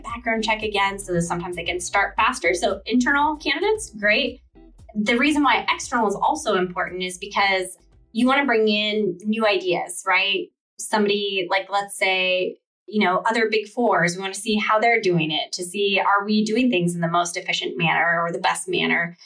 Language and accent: English; Seattle, Washington, United States; I grew up in the in the Seattle area